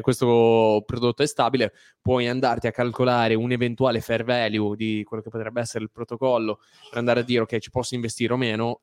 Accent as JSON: {"language": "Italian", "region": "Liguria", "country": "Italy", "said": "siamo liguri"}